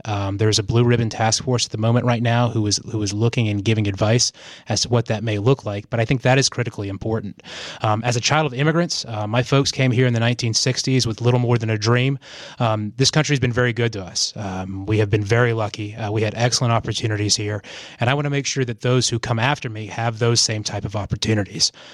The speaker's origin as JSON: {"language": "English", "town": "Asheville", "region": "North Carolina", "country": "United States", "tie": "born or raised there", "also_born_or_lived": "Chicago", "said": "I grew up here in Asheville"}